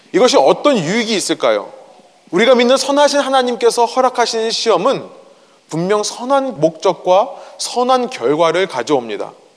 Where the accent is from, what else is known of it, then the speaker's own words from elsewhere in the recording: South Korea; moved away; 제가 어렸을 때 저는 한국에서 자랐는데요